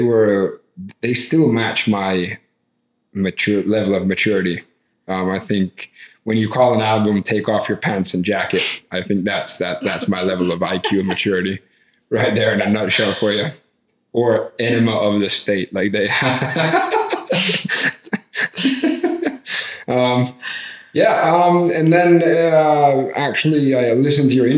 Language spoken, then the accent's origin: English; Finland; I'm from Finland and that's the happiest country in the world